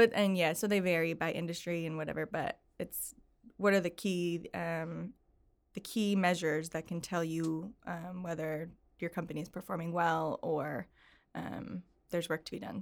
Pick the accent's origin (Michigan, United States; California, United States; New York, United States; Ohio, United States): New York, United States; Syracuse; I grew up in Syracuse, New York